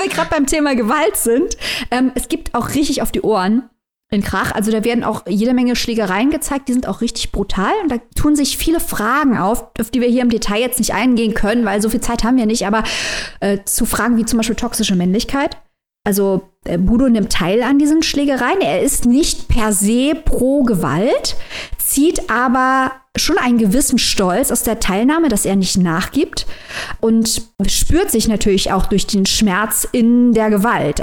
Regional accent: Saarland, Germany; Ich bin Saarländerin, wohne direkt an der Grenze

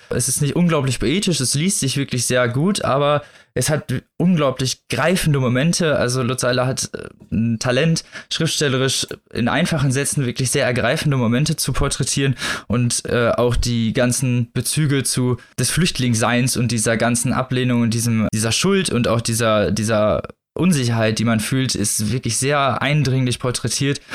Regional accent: West Germany, Germany; ich bin ja Wessi

